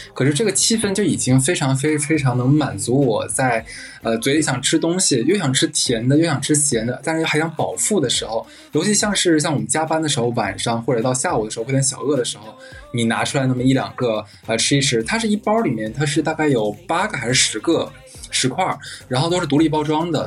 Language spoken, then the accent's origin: Chinese; Harbin, Heilongjiang, China; moved away; also born or lived in Shanghai; 我的老家就是黑龙江省嘛，我们那边产榛子，所以从小我就是每年都是吃着榛子